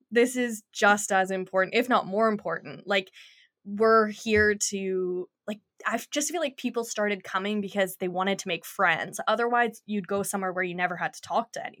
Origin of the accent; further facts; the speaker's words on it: Kelowna, British Columbia, Canada; now in Vancouver, Canada; growing up in Kelowna